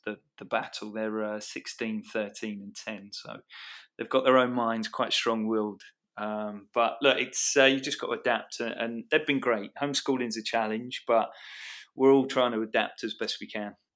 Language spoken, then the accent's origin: English; Watford, East of England, United Kingdom; moved away as an adult; Watford had been my hometown club